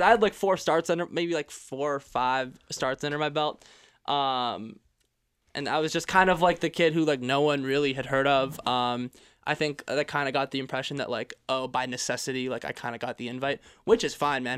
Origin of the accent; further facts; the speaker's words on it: Quebec, Canada; also born or lived in United States; now in Toronto, Canada; I grew up in Quebec.